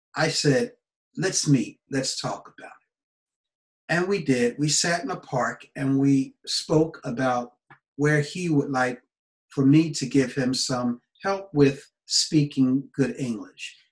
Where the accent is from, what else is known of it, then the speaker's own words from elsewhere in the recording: United States; moved away; my home country, USA